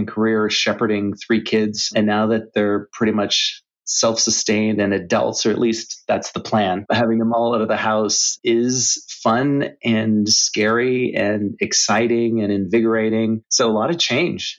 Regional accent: Canada; moved away as an adult; also born or lived in Asia / Europe; I'm originally from Canada

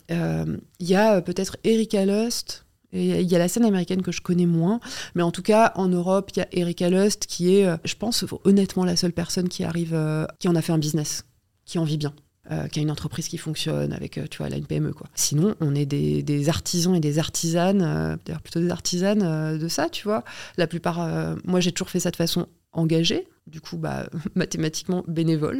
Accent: Paris, Île-de-France, France; je suis au collège, je rentre en métro, je suis parisienne

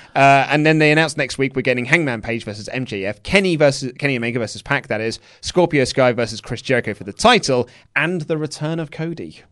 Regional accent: United Kingdom; we're British

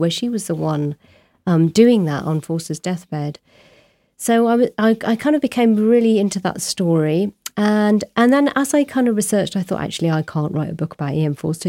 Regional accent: Abingdon, South East England, United Kingdom; moved away as an adult; also born or lived in Warwick; now in Brighton, United Kingdom; I grew up in the small town of Abingdon

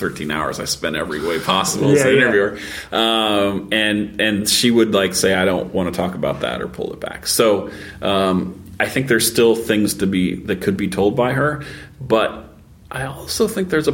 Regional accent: Kansas, United States; I grew up in Kansas, Catholic, conservative

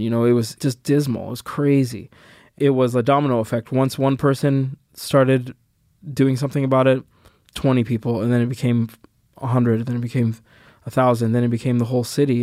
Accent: Provo, Utah, United States; also born or lived in Sudan; When I was eleven and twelve, I was living in Provo, Utah

